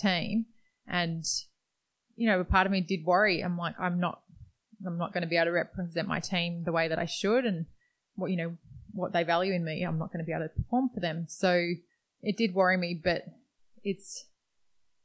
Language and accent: English; Perth, Western Australia, Australia; we grew up in Perth, Western Australia.